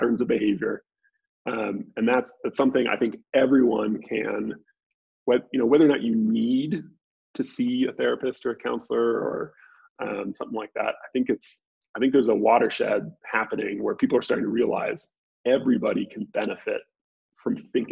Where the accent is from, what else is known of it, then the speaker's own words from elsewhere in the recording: just north of the Bay Area, Northern California, United States; moved away as an adult; also born or lived in Dallas; I'm from Northern California originally, just north of the Bay Area. So I grew up there